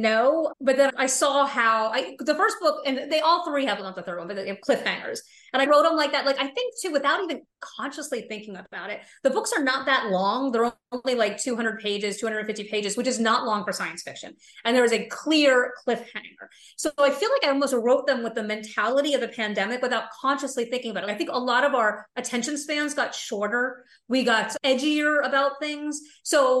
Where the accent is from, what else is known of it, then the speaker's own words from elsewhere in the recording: Florida, United States; And I grew up in Florida, not far from Kennedy Space Center.